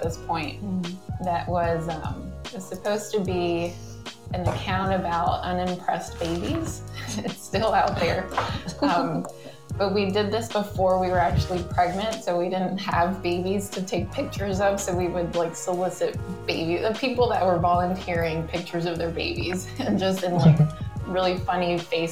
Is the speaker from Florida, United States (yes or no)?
yes; Miami, Florida, United States; I was born and raised in Miami, the daughter of a Cuban Lebanese father and a Russian mother.